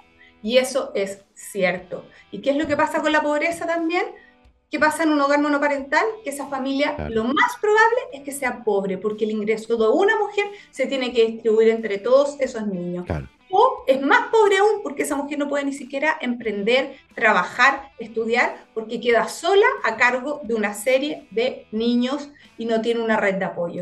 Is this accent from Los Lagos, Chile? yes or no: yes; Puerto Montt, Los Lagos, Chile; moved away as an adult; yo soy nací y criada en Puerto Montt, fíjate. Toda mi vida, eh, hasta los 18